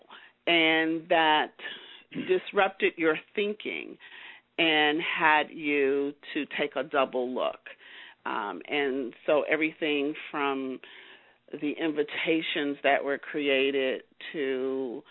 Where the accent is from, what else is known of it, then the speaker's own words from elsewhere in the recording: Chicago, Illinois, United States; moved away as an adult; also born or lived in Los Angeles; I'm a native of Chicago